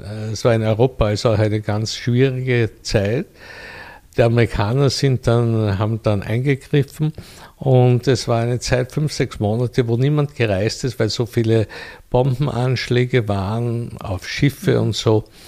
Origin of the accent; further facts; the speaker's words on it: Vienna, Austria; hier in Wien loziert und meiner Heimatstadt. Hier bin ich auch aufgewachsen